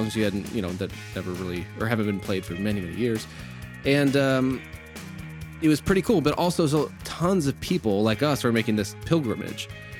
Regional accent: United States; And we were joking like that we're Canadian because we were a little embarrassed to be Americans at this time in history and overseas.

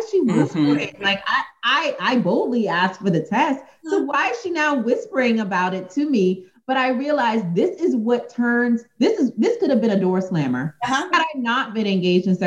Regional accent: United States; as American women, especially as Black women

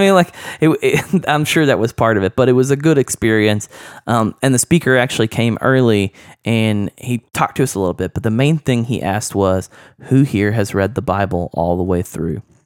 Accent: Oklahoma, United States; I grew up in Oklahoma

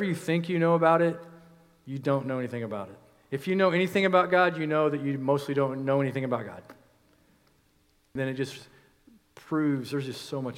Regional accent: United States; We, as American Christians

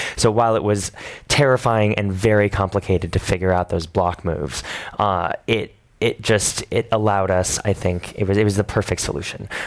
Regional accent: New York City, New York, United States; I moved to New York when I was nine. I lived there since then.

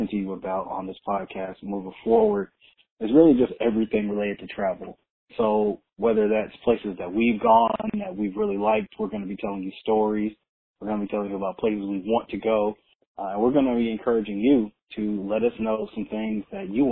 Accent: Atlanta, Georgia, United States; I was born right here in Georgia. was raised in Atlanta.

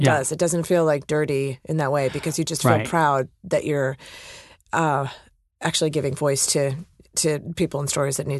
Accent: Cleveland Heights, Ohio, United States; I grew up in Ohio, Cleveland, Cleveland Heights, to be exact.

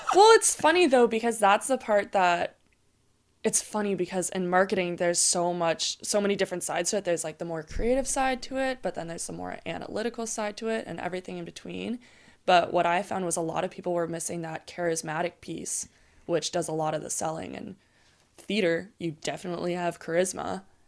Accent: Maui, Hawaii, United States; moved away as an adult; I'm originally from Maui, so born and raised on the North Shore there

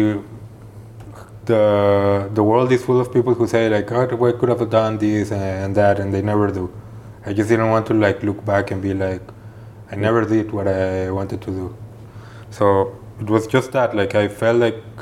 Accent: Guadalajara, Jalisco, Mexico; moved away as an adult; now in Geneva, Switzerland; I'm from Guadalajara

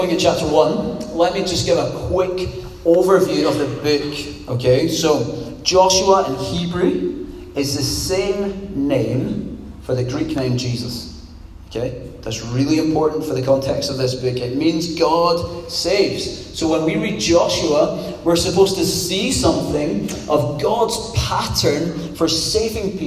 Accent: Scot, Scotland, United Kingdom; also born or lived in Poole; now in Glasgow, United Kingdom; as a Scot

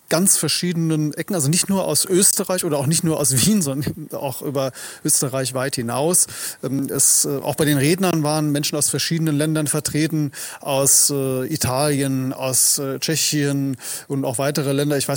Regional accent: Germany; now in Vienna, Austria; Als Deutsche, der ich hier zu Gast war, ist die Atmosphäre dort. Denn ich bin das aus, aus der Bundesrepublik gewohnt

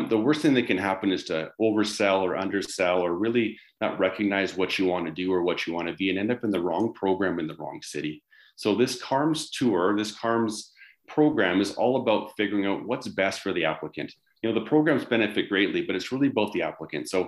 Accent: Vancouver, British Columbia, Canada; now in Calgary, Canada; growing up in the Vancouver area

